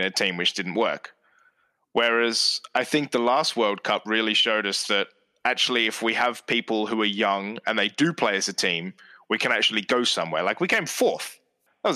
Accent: England, United Kingdom; accent: English; as English people

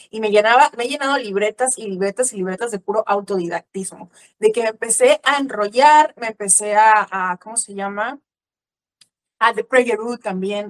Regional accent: Mexico; also born or lived in Veracruz, Mexico; soy mexicana, em, vivo en la ciudad de Veracruz, en el puerto de Veracruz aquí en México

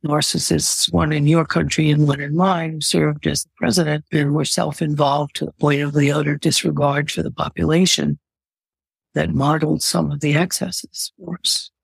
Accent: United States; being an American

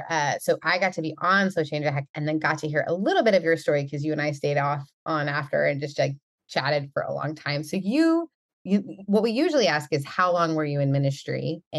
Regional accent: Canada; As a Canadian, it is just my pride and joy and to welcome someone from my home and native land.

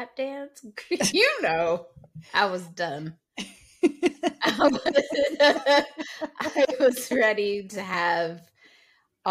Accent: New York, United States; we grew up in New York

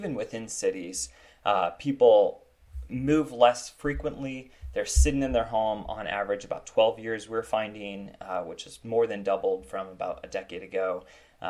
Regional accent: Iowa, United States; moved away; also born or lived in Seattle; I grew up in Iowa

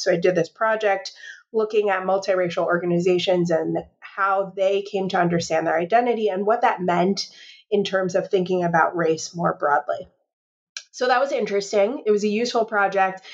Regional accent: Chicago, Illinois, United States; I am a native Chicagoan, and uh, growing up in Chicago

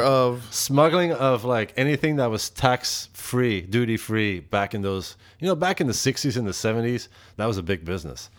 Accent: Antwerp, Flanders, Belgium; English is a second language; now in United States; I'm from Antwerp.

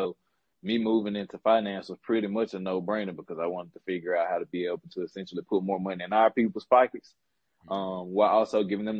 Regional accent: Memphis, Tennessee, United States; now in Dallas, United States; I'm from Memphis, Tennessee. Most importantly, Orange Mound, Memphis, Tennessee.

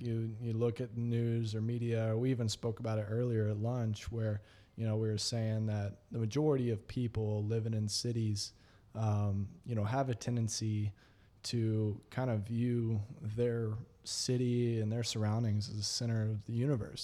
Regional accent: Texas, United States; I'm a Texan

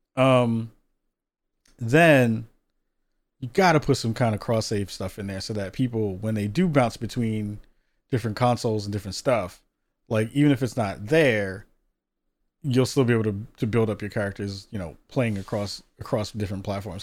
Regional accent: New York, United States; moved away; a former New Yorker, 'cause I was born and raised out in New York

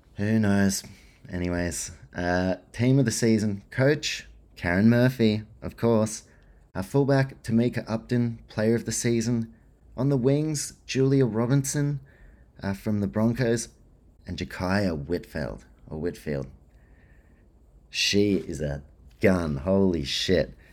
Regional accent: New Zealand; I'm a Kiwi too

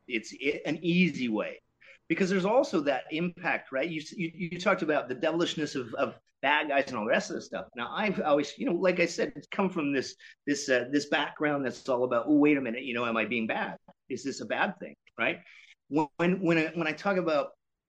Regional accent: Canada; we're Canadian

